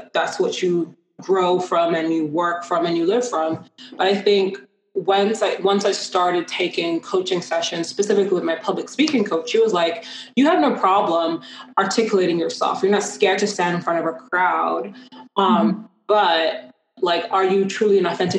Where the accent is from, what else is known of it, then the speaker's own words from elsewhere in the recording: London, United Kingdom; moved away; also born or lived in Ghana; my hometown of London, England